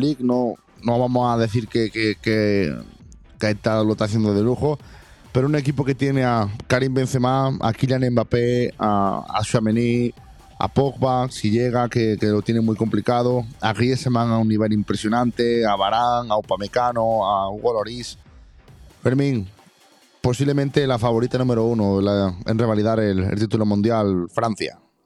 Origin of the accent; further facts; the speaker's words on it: Jaén, Andalusia, Spain; mi pueblo y a mi ciudad